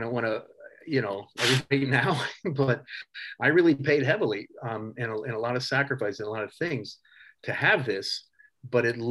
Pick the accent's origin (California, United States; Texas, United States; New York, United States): California, United States; I'm from California